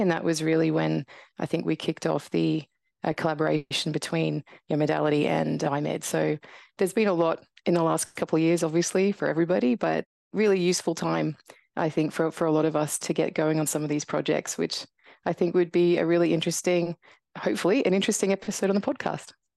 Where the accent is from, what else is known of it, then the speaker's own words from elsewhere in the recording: Brisbane, Queensland, Australia; moved away as an adult; also born or lived in Tasmania / Canada / United Kingdom; heading back to Brisbane, which is where I grew up